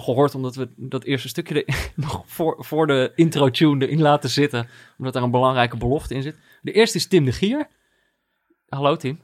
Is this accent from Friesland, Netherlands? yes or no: no; North Brabant, Netherlands; Jongens van mijn basisschool in Brabant